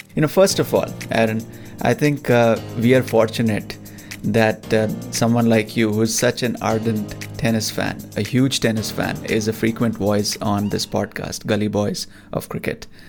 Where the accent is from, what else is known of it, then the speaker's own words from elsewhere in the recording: India; growing up in India